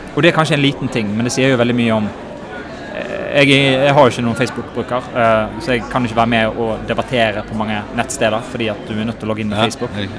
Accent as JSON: {"language": "Norwegian", "town": "Bergen", "region": "Vestland", "country": "Norway", "also_born_or_lived": "Sweden", "accent": "Bergen dialect", "said": "Jeg er ikke fra Norge, jeg er fra Bergen"}